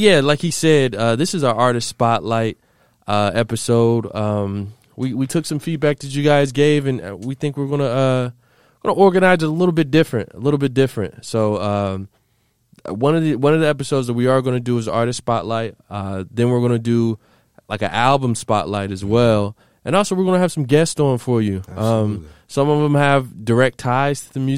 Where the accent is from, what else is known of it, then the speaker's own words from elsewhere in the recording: Ohio, United States; I'm from Ohio